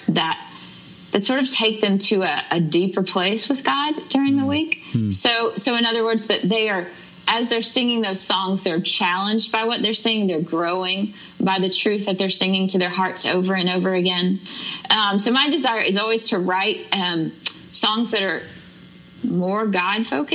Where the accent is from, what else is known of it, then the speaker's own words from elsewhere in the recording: Jackson, Mississippi, United States; moved away as an adult; now in Nashville, United States; I grew up in Jackson, Mississippi